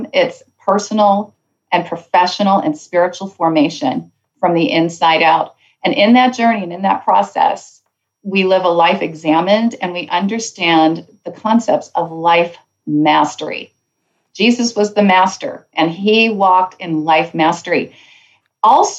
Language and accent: English; Canada; Canada, my home country